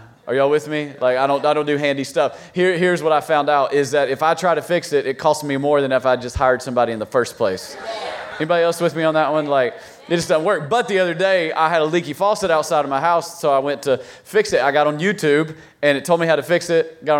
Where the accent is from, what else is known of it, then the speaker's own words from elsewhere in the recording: Virginia, United States; we're from Virginia, so we have all the four seasons, right?